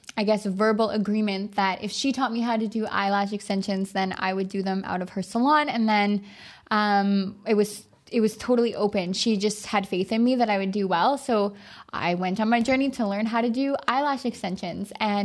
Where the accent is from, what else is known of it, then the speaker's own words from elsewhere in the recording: Dildo, Newfoundland and Labrador, Canada; Carson was actually working in my hometown in Newfoundland.